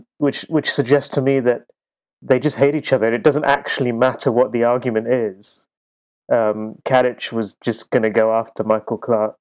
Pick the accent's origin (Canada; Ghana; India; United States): India; Which even for me, as an Indian cricket fan, I felt it was a little strange on the Australian side.